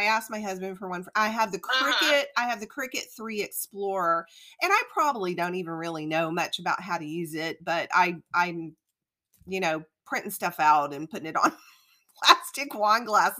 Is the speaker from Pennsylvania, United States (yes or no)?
no; New Orleans, Louisiana, United States; now in Georgia, United States; I'm actually from New Orleans. I grew up in South Louisiana.